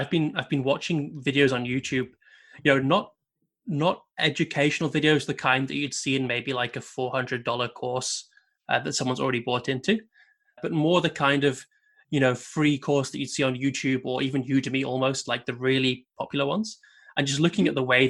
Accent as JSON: {"language": "English", "country": "United Kingdom", "said": "being British"}